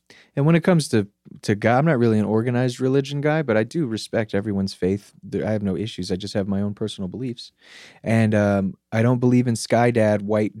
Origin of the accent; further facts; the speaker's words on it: Gaithersburg, Maryland, United States; Gaithersburg, Maryland, which is a kind of like a suburb of Washington, D.C.